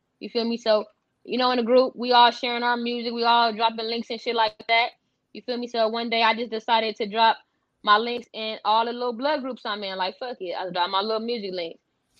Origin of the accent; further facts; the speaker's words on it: United States; I'm from Westside, NHB, 27th Street, Parkside.